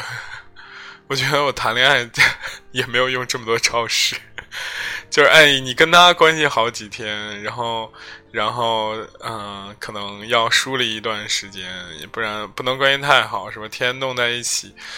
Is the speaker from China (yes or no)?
yes; Zhengzhou, Henan, China; 我是四幺零、幺零五，幺零五就是我们这个区，金水区的